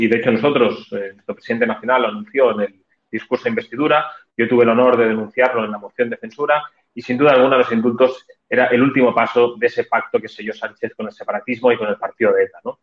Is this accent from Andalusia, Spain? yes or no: no; Catalonia, Spain; como muchísimos catalanes